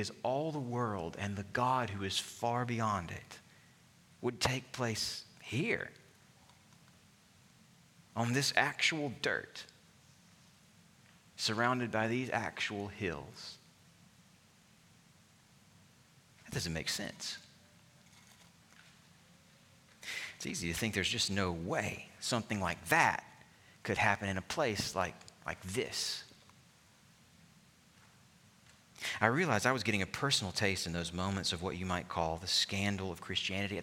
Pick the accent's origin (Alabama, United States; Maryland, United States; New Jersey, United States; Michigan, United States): Alabama, United States; my home state of Alabama